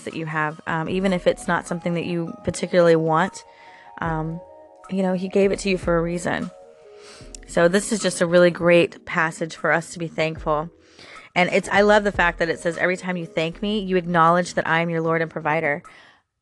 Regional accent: Florida, United States; I'm born and raised in Florida

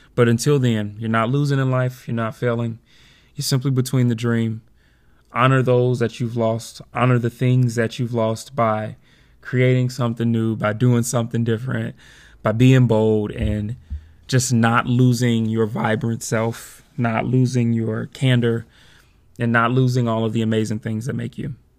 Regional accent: Chicago, Illinois, United States; moved away; when I go back home to Chicago for the summer

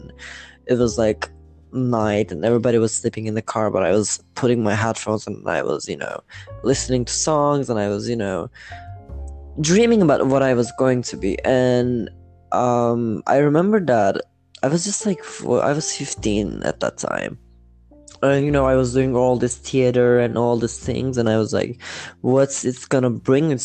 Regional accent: İzmir, Turkey; also born or lived in Manisa, Turkey; I came to Izmir, which my school life started here. Everything started here, but I was born in Marison

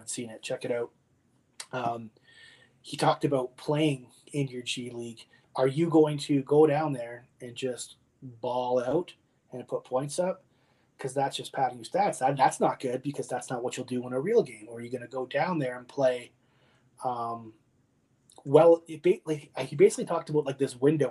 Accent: Windsor, Ontario, Canada; I'm from Windsor

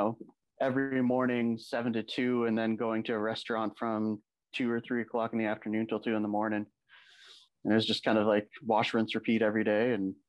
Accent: Sault Ste. Marie, Ontario, Canada; I grew up in Sault Ste. Marie. I grew up in a small town where like everything is Italian.

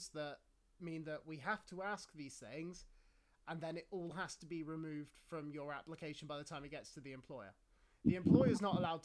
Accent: England, United Kingdom; I'm English.

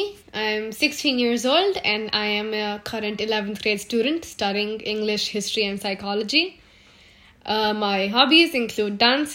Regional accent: Pune, Maharashtra, India; I have spent my childhood all over India, but most of it was in Pune, Maharashtra. So, I grew up in Maharashtra.

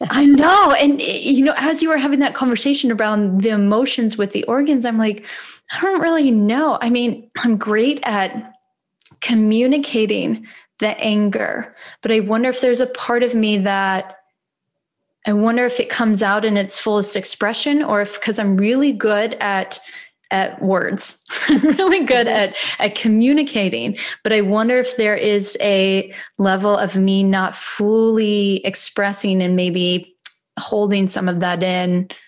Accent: Midwest, United States; moved away; I'm from the Midwest.

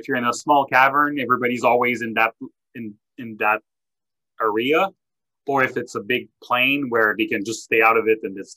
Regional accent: Canada; I'm French Canadian

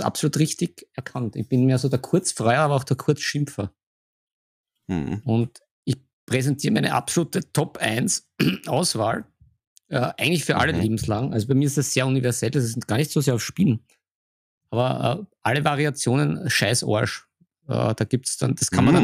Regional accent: Vienna, Austria; als Wiener

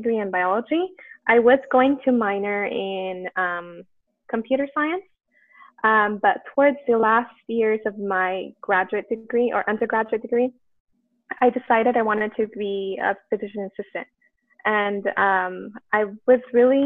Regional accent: Los Angeles, California, United States; the community that I'm from because I'm from East

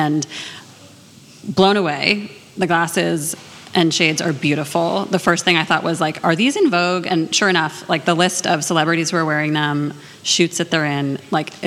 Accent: Cambridge, Massachusetts, United States; also born or lived in Boston; I'm from Boston. I grew up in Cambridge.

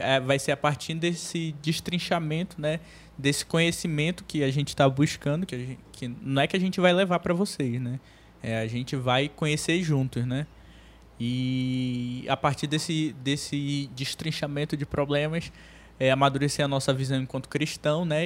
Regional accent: Manaus, Amazonas, Brazil; a gente é daqui de Manaus, né? Eu nasci aqui em Manaus.

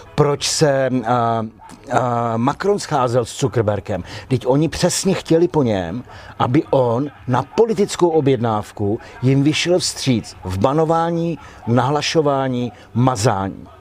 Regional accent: Czechia; my, jako Češi, jsme měli zákaz jít se nechat zaměstnat do Rakouska

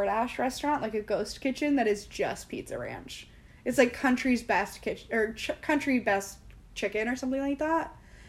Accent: Midwest, United States; in the Midwest, my hometown has one, too.

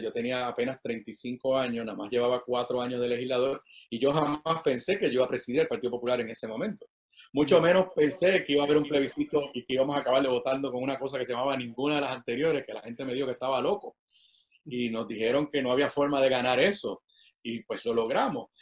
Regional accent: San Juan, Puerto Rico; also born or lived in Washington, D.C.; yo soy nacido y criado aquí en, Río Piedra

